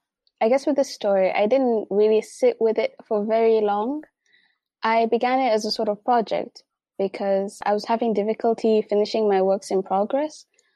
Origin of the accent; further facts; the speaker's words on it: Mombasa, Mombasa County, Kenya; born there; But I was born in Mombasa.